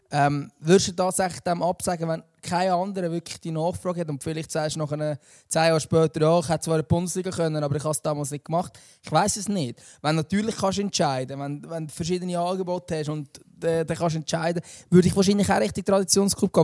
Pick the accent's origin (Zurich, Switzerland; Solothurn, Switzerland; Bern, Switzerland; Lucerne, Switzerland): Lucerne, Switzerland